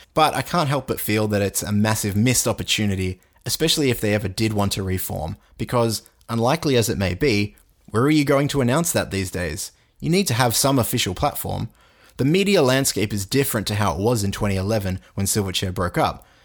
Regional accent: Australia; I'm Australian

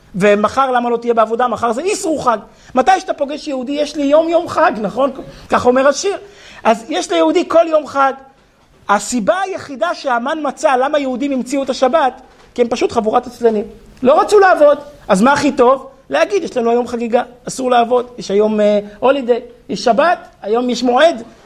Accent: Israel; אני נולדתי כמושבניק

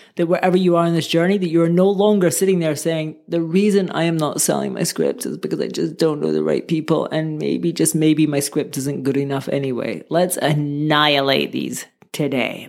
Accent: Scotland, United Kingdom; moved away; also born or lived in Barcelona, Spain; I'm from Scotland originally.

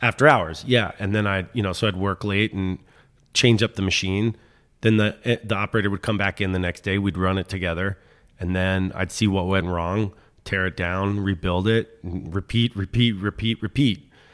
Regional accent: Washington, District of Columbia, United States; moved away as an adult; also born or lived in Philadelphia; I grew up in Mount Pleasant. And so I was in D C till I was seventeen.

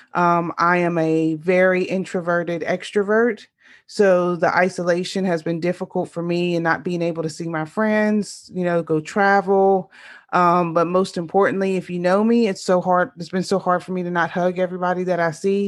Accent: Louisiana, United States; born or raised there

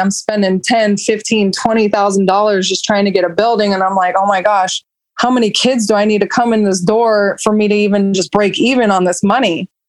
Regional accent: Roseville, United States; And luckily I was from Roseville, so I sort of had a name.

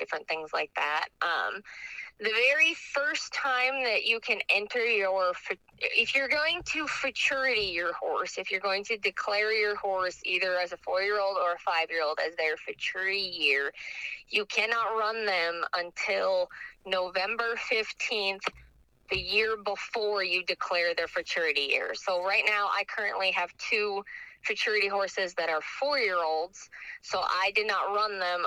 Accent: Minnesota, United States; moved away; my old circuit because I'm from Minnesota

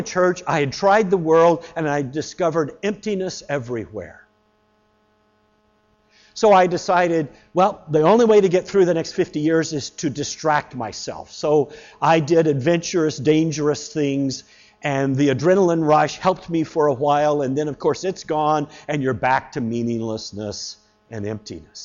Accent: the American South, United States; I was growing up in the American South.

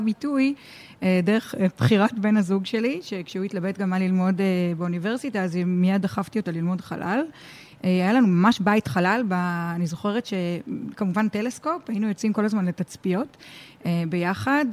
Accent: Tel Aviv, Tel Aviv District, Israel; אני אה, ילידת תל אביב, אני ביליתי הרבה במצפה ברמת אביב

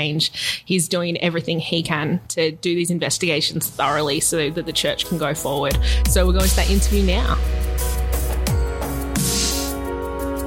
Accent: Australia; I'm proud of being Australian

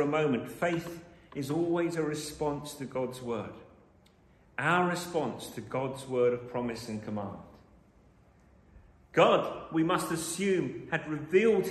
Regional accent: London, United Kingdom; I was born in London

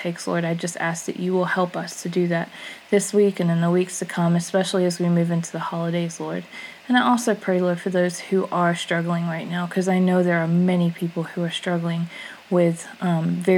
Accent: United States

